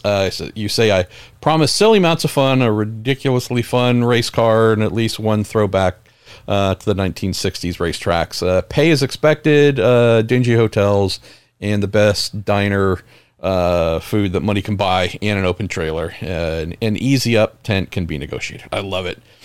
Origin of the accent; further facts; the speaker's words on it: San Andreas fault line, California, United States; I grew up right on the San Andreas fault line